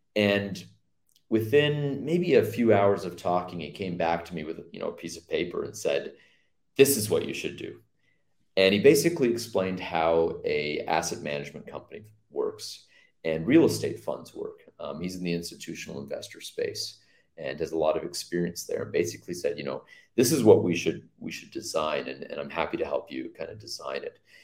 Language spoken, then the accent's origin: English; Mississauga, Ontario, Canada; moved away as an adult; also born or lived in Oakville, Canada / Hamilton, Canada; now in Antigua and Barbuda; I grew up in Mississauga, lived in Oakville for 10 years